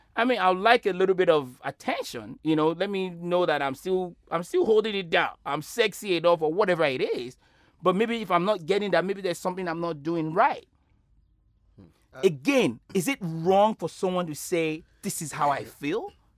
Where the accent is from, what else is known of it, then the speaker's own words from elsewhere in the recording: Nigeria; moved away; growing up in Nigeria